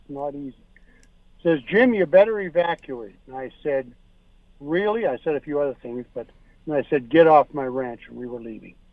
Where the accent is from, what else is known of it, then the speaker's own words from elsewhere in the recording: Saskatchewan, Canada; moved away as an adult; We came here from Saskatchewan 31 years ago.